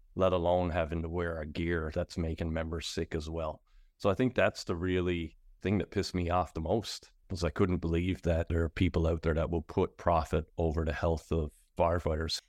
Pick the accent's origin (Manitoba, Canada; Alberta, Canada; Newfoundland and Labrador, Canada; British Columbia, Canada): Newfoundland and Labrador, Canada; Pasadena; now in St. John's, Canada; I'm originally from Pasadena, which is out on the west coast